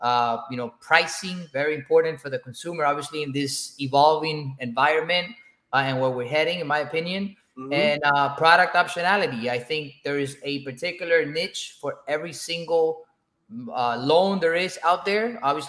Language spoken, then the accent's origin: English; Cuba; now in United States; I came to this country from Cuba in 2004.